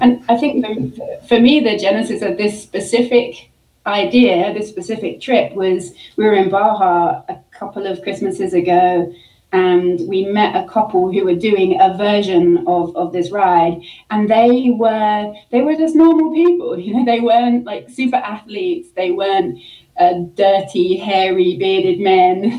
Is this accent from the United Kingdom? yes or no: yes; London, United Kingdom; moved away as an adult; also born or lived in Brighton, United Kingdom / Michigan, United States; now in Utah, United States; I'm from the UK. Um, I'm originally from London, uh, but I, I, call Brighton home. I lived there for 10 years before moving to the States